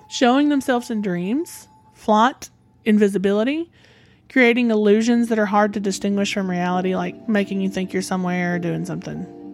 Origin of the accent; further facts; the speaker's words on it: the South, United States; accent: southern; my southern accent